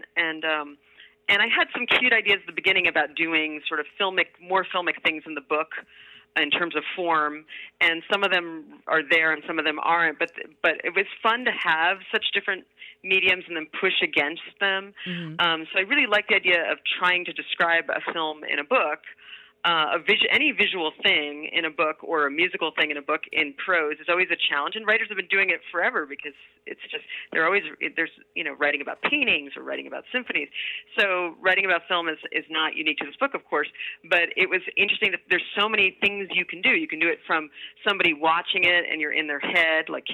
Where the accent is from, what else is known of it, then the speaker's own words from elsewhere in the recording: Los Angeles, California, United States; Growing up in Los Angeles